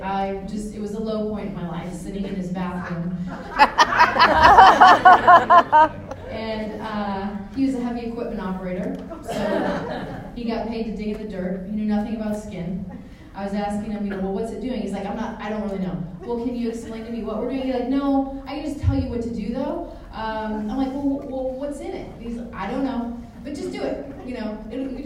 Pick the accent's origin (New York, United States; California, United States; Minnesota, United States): California, United States; San Francisco Bay Area, Northern; I'm from Northern California in the San Francisco Bay Area